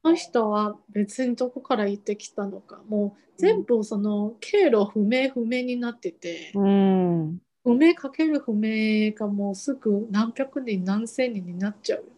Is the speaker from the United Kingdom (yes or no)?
no; Taiwan; Japanese is a second language; now in Japan; 台湾人の私